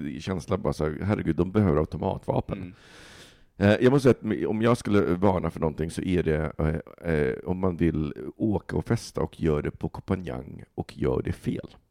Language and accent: Swedish; Stockholm, Stockholm County, Sweden; som stockholmare